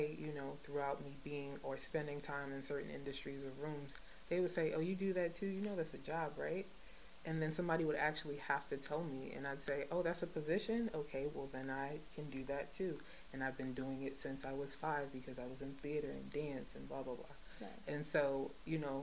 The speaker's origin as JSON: {"language": "English", "region": "North New Jersey", "country": "United States", "said": "I'm from North New Jersey"}